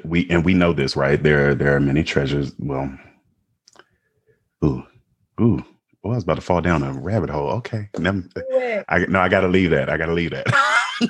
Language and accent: English; United States; we are American